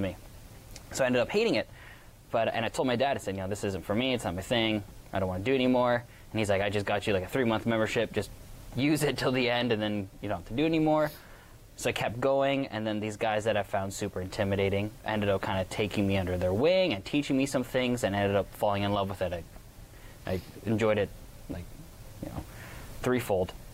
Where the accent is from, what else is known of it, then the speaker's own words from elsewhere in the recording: Waterford, Ontario, Canada; Waterford, my hometown